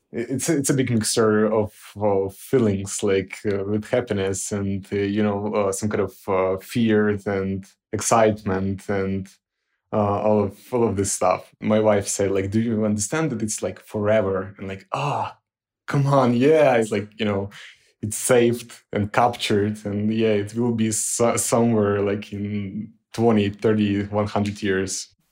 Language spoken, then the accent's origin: English; Ukraine; moved away as an adult; now in Lviv, Ukraine; I had to relocate to Lviv because currently I cannot come back to my hometown because of, uh, occupations